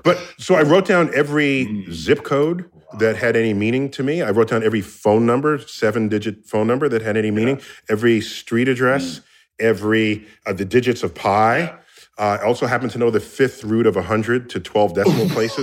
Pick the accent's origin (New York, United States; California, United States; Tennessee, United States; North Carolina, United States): New York, United States; New York City; I grew up in New York City